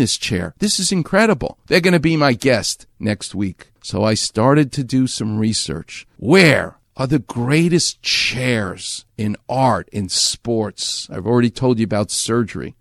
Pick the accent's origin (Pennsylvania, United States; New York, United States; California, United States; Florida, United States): New York, United States; I'm from New York